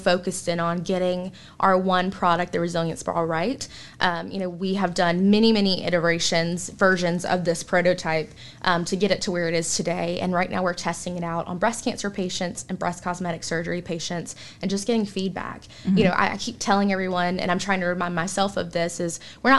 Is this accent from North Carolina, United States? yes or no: yes; Salisbury, North Carolina, United States; also born or lived in Winston-Salem; So I'm from Salisbury, just about 45 minutes down the road